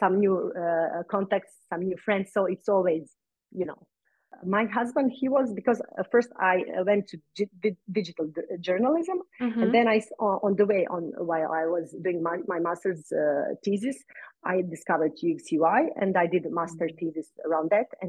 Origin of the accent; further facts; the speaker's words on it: Croatia; in my island, in my hometown.